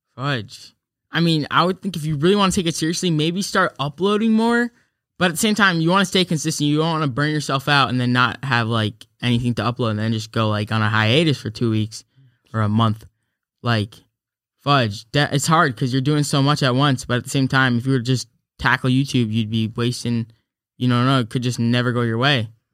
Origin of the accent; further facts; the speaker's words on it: New York, United States; I'm from New York